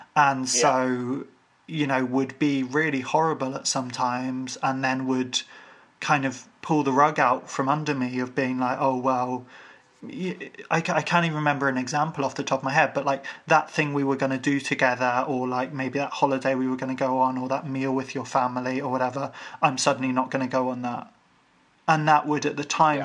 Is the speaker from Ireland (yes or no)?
yes; Ireland; I'm Irish